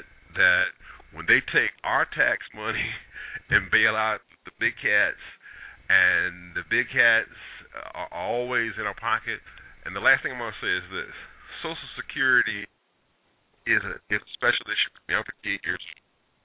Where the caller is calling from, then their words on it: Richmond, Virginia, United States; from Richmond, Virginia.